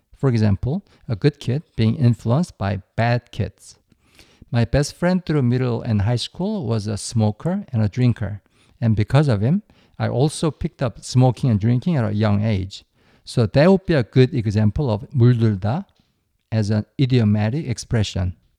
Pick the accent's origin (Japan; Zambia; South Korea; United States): South Korea; my home country